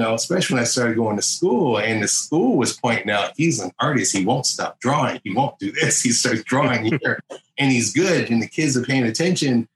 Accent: Detroit, Michigan, United States; I'm from Detroit.

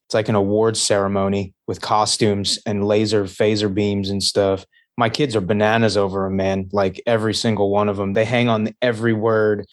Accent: Long Island, New York, United States; moved away as an adult; also born or lived in Las Vegas, Nevada; now in Hanover, Pennsylvania, United States; I grew up on Long Island, uh, okay. New York. I went to uh, like I was born in Vegas actually, but uh, I went from like first grade until graduating high school on Long Island.

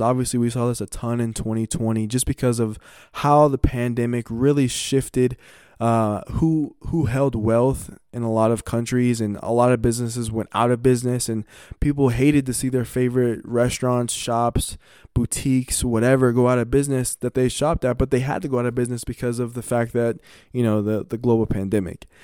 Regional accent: Colorado, United States; growing up in Colorado

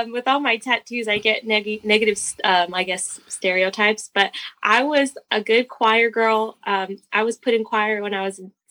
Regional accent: San Bernardino, California, United States; I was born in San Bernardino

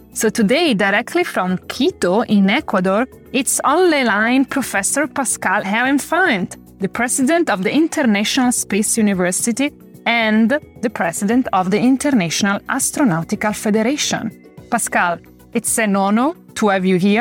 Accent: Italy; I'm from Italy

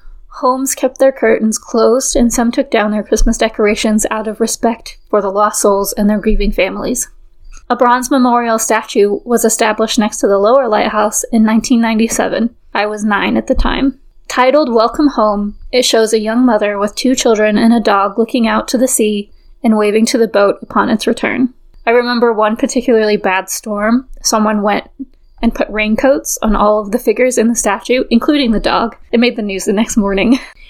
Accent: Fleetwood, North West England, United Kingdom; I grew up in Fleetwood. If you're not familiar with it, Fleetwood sits on a small peninsula on the northwest coast of England and was once a seaside resort, much like Blackpool, which is just a few miles to the south.

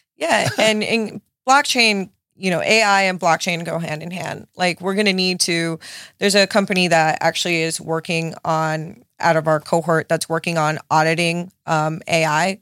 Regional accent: Miami, Florida, United States; my parents like immigrated from Nicaragua to to Miami, so I was born and raised in South Beach

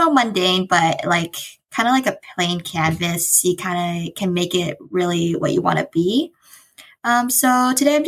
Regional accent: San Jose, California, United States; I grew up in San Jose, California. So it's kind of in the heart of the Bay Area

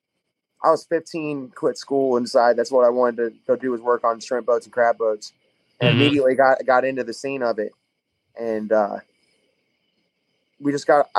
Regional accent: Florida, United States; where I grew up in Florida, like you either worked on shrimp boats or you sold dope.

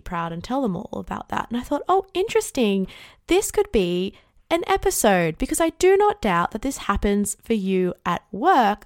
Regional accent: Australia; I'm Australian too

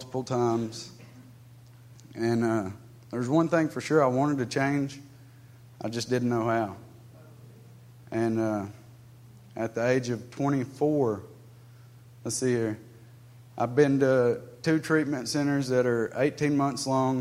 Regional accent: United States; I was raised in Polk County, born and raised

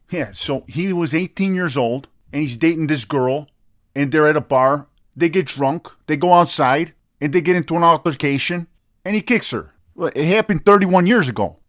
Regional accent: United States; I'm American

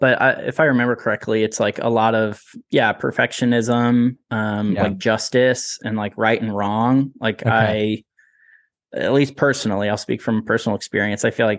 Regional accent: West Lafayette, Indiana, United States; born there; I was born in West Lafayette, and that's where we lived for a little bit at the beginning of my parents' marriage and my life.

